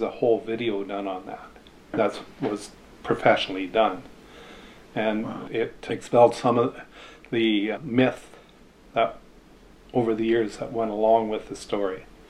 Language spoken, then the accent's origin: English; Texada Island, British Columbia, Canada; I grew up here on Texada and I went to school on the island